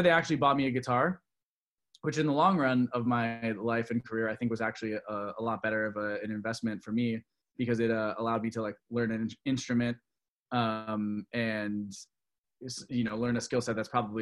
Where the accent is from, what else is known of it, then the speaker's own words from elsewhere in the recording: Orlando, Florida, United States; also born or lived in Michigan; I was born in Michigan, and my family moved to Florida about the time that I was 4 or 5. So a little background on this whole thing is Orlando, Florida, where we moved